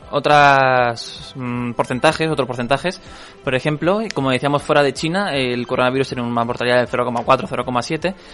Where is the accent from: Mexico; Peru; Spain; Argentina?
Spain; Catalonia; yo que soy catalán me duele